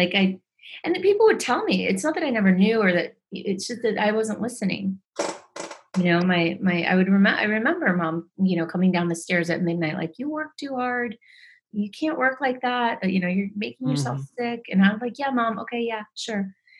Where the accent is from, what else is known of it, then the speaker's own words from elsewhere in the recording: Medellin, Antioquia, Colombia; born there; Well, I was born in Medellin, Colombia.